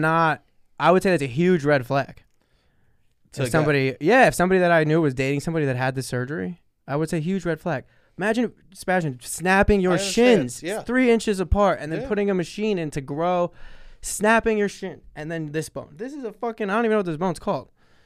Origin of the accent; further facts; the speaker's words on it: New York, United States; accent: New York; How can I not have any claim to New York at all if I talk like I'm from New York? I have a New York accent.